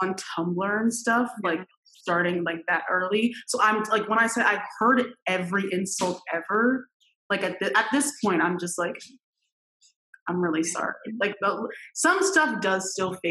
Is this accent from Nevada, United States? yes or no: no; Westchester County, New York, United States; I grew up in Westchester County, New York